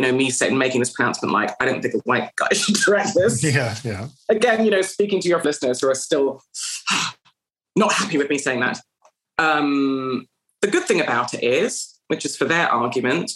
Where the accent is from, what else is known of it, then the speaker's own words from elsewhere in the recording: Canada; moved away as an adult; now in United Kingdom; I came from Canada and I had to learn English